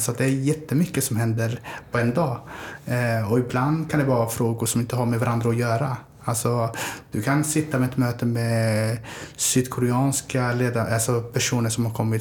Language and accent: Swedish; Örebro, Örebro County, Sweden; moved away as an adult; also born or lived in Somalia; now in Malmö, Sweden; Jag är född i Somalia. Eh, kom till Sverige 93 när jag var 10 år gammal. Eh, jag flyttade runt ganska mycket men växte upp i Örebro, i Vivalla